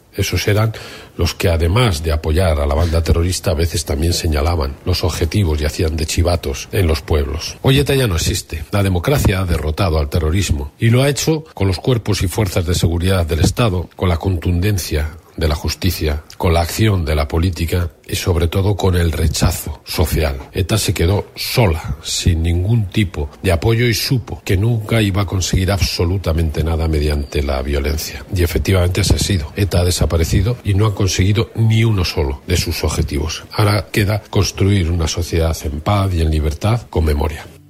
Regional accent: Basque Country, Spain; los vascos pues, vivimos 40 años de dictadura franquista

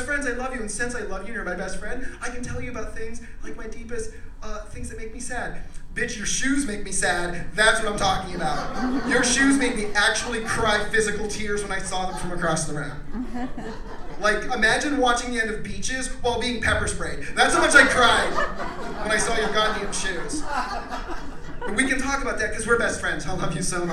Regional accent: Pennsylvania, United States; I'm from Pennsylvania

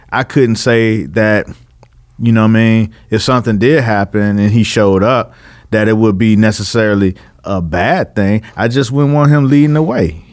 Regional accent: Miami, Florida, United States; I'm from Miami

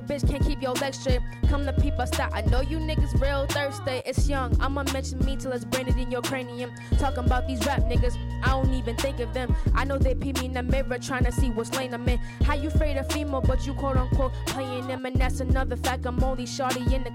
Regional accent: Boston, Massachusetts, United States; I'm from Boston, Massachusetts

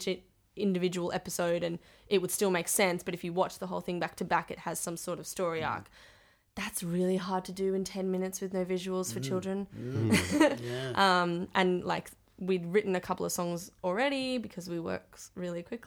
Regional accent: Canberra, Australian Capital Territory, Australia; now in Sydney, Australia; the Music Wizard and I grew up together in Canberra

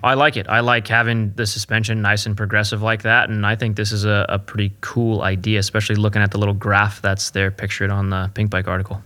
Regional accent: California, United States; also born or lived in Pennsylvania; I grew up in California riding dust all the time

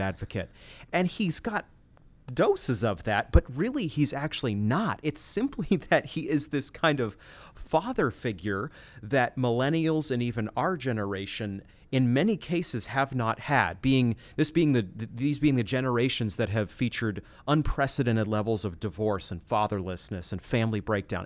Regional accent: Machias, Maine, United States; the school in the town where I grew up in Maine

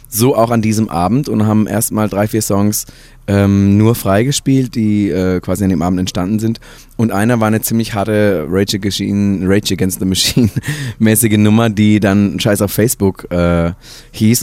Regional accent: Baden-Württemberg, Germany; moved away; also born or lived in Hesse; ich wurde geboren in Baden-Württemberg, nicht in Hessen, Ähm, und, äh, bin aufgewachsen und durfte, äh, im Hause meiner Eltern

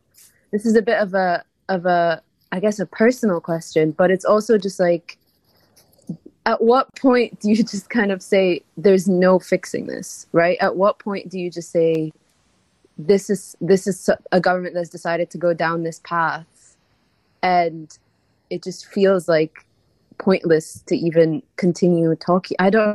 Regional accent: Egypt; I'm from Egypt

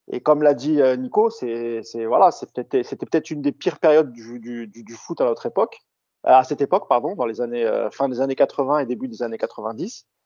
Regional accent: Paris, Île-de-France, France; mais en tant que Parisien, je me dis, voilà, c'est surtout aux Marseillais de leur, rendre, de leur rendre hommage

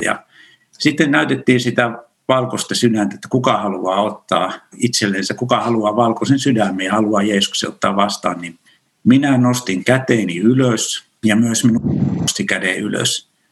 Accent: Kyyjärvi, Central Finland, Finland; moved away; Mä oon kotoisin pienestä kunnasta pohjoisesta Keski-Suomesta, Kyyjärveltä ja sieltä vielä semmoinen pieni kylä kuin Saunakylä

